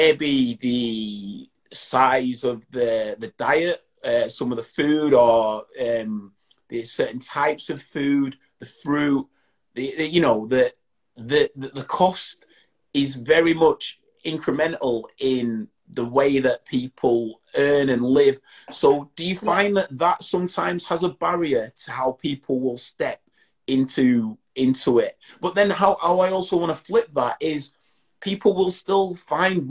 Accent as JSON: {"language": "English", "town": "Bradford", "region": "Yorkshire and the Humber", "country": "United Kingdom", "said": "I'm from Bradford"}